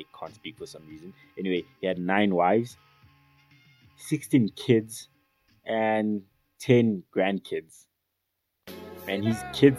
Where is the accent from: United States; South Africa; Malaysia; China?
South Africa